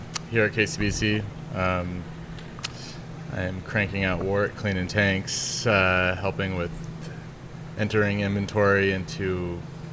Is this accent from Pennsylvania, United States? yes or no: no; Boise, Idaho, United States; moved away as an adult; also born or lived in California / Chico, California / San Diego, California; now in New York City, United States; was born in California, grew up in Boise, Idaho.